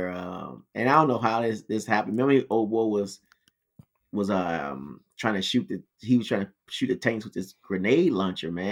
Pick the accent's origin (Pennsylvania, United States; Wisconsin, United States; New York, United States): Pennsylvania, United States; Philadelphia; Yeah. Oh, I remember that 17th part. Street. I ain't, yeah, I'm from